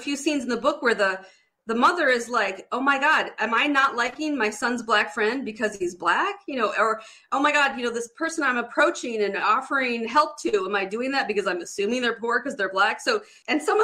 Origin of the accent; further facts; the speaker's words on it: Detroit, Michigan, United States; I grew up in Detroit, Michigan, like the heart of Detroit